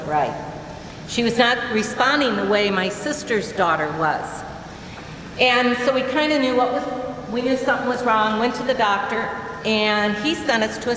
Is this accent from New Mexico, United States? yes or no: no; Cascade, Iowa, United States; Growing up in Cascade